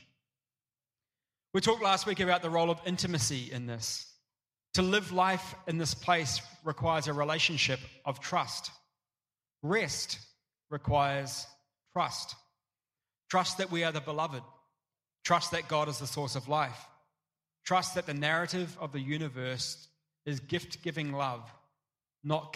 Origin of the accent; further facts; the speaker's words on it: Tauranga, Bay of Plenty, New Zealand; moved away; I grew up in Tauranga, which has got this amazing surf beach